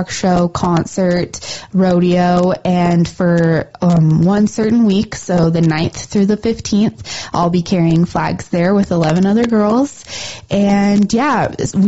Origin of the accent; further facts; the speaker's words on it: Livingston, Montana, United States; my hometown rodeo